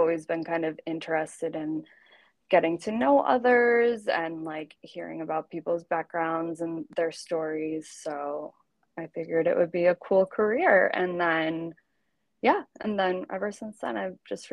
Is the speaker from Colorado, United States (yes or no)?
no; New Jersey, United States; I am originally from New Jersey, so not too far from the city.